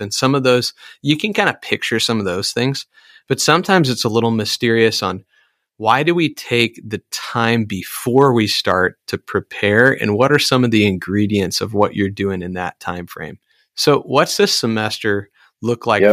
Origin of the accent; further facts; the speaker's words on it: Iowa, United States; I'm from Iowa